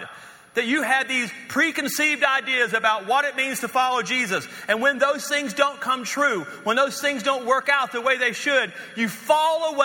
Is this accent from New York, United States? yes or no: no; North Louisiana, United States; moved away as an adult; also born or lived in West Texas / Dallas, Fort Worth; now in Colorado, United States; we're from North Louisiana